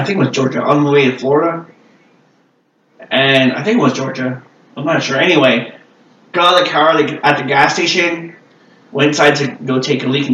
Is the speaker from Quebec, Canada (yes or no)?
yes; Quebec, Canada; I'm from Quebec, right? We don't have guns here